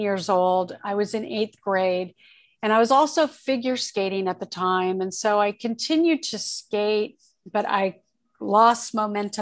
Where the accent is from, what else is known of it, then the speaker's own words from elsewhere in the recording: Torrance, California, United States; also born or lived in Oakland, California / Redondo Beach, California / Hawthorne, California / Orange County, California; I was born in Oakland and I was raised, we moved from Oakland to Torrance, California, and I was raised in Southern California